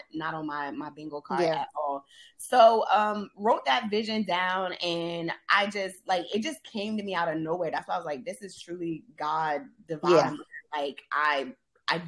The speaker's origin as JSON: {"language": "English", "town": "Charleston", "region": "South Carolina", "country": "United States", "tie": "born or raised there", "also_born_or_lived": "Indianapolis / Atlanta", "moved": "as an adult", "said": "I left my hometown"}